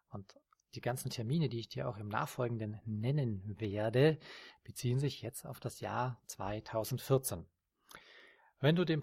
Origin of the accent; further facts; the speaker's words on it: Austria; Das ist in der Steiermark, in Österreich, meinem Heimatland.